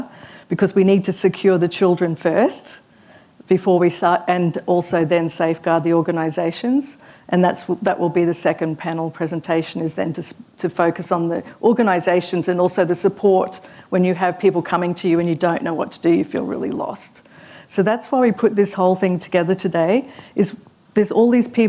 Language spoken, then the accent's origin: English; Queensland, Australia; as a Queenslander